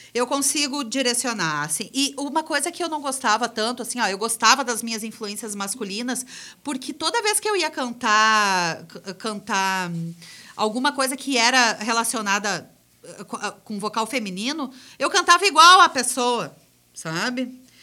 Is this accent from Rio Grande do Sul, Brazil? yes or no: yes; Gramado, Rio Grande do Sul, Brazil; eu sou de Gramado, ele eh, fez um testezinho numa, na escola onde eu estudava e, e me convidou para fazer parte de um coral, do primeiro coral infantil de Gramado